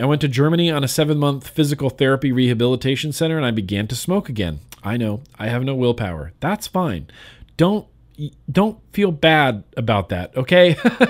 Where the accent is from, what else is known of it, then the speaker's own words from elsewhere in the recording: Kuwait; English is a second language; I'm a 28-year-old guy. I'm from Kuwait. It is a small country in the Middle East.